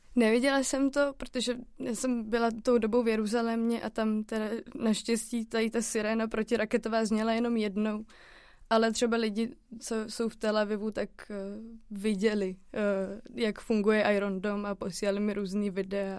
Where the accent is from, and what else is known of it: Czechia